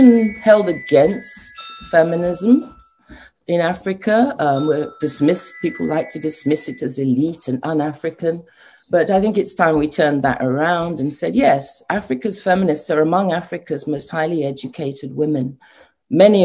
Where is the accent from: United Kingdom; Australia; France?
United Kingdom; London; moved away as an adult; also born or lived in Nigeria / The Hague; now in Ghana; I was born in London and trained in Britain